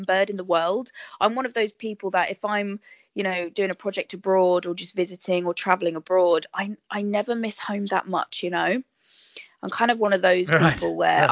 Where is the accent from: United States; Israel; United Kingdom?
United Kingdom; Bracknell, South East England; I'm from Bracknell in Berkshire. So probably about half hour drive from London.